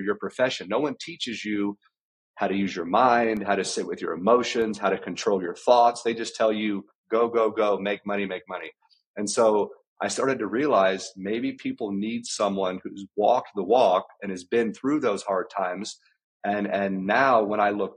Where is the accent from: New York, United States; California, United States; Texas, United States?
Texas, United States; South Central; I grew up in South Central Texas. I grew up on a ranch.